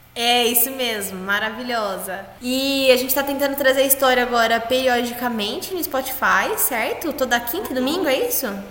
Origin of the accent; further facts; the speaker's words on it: Brazil; Eu sou brasileira